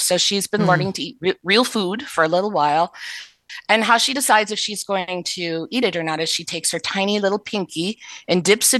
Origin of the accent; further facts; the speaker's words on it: the North, United States; I'm from the North too